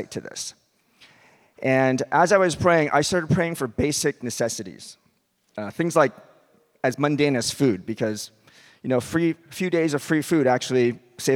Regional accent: Westchester County, New York, United States; also born or lived in North Carolina; I grew up in Westchester County.

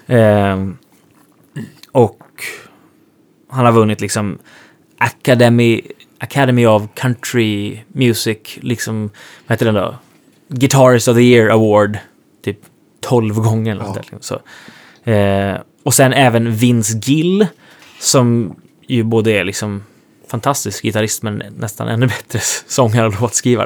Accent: Sweden; moved away as an adult; now in Nashville, United States; den tiden som jag var hemma i Sverige

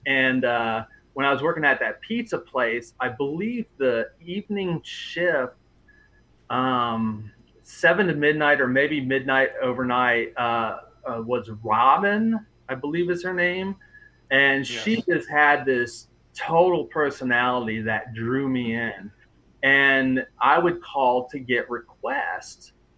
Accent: Oxford, Ohio, United States; I grew up in Oxford, and um, 97X was just always there

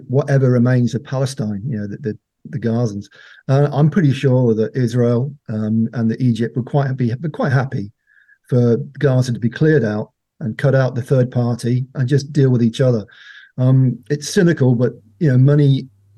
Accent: Ireland; As an Irishman

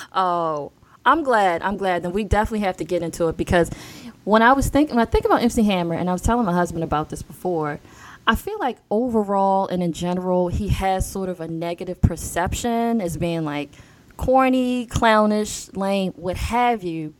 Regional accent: Baltimore, Maryland, United States; I'm a girl from Baltimore who dreamed of producing her own show, and here we are. I'm in sunny Baltimore.

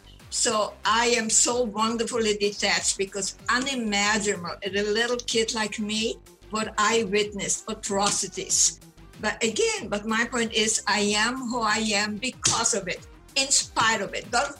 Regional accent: Ukraine; first language German; English is a second language; It was Austria, Romania when my parents were born. Therefore, my mother tongue is German. And then Romania, then Hungary, Romania. Now, by the way, it's Ukraine.

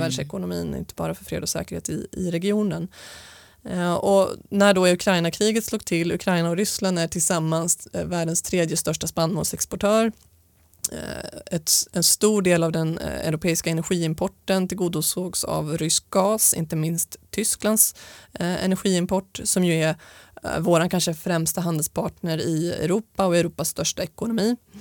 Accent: Stockholm, Stockholm County, Sweden; jag är uppvuxen med min mamma i Stockholm

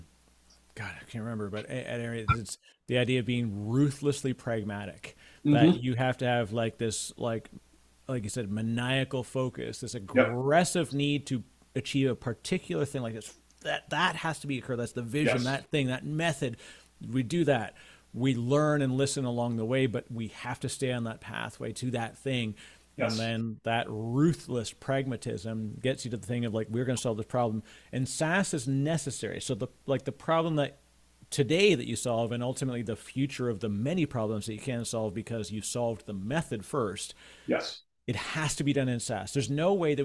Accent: Canada; I'm Canadian

